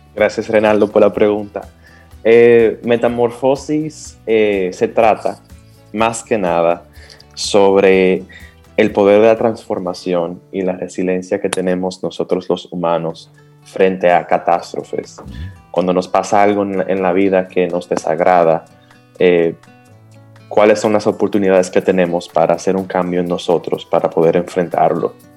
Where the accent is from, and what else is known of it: Dominican Republic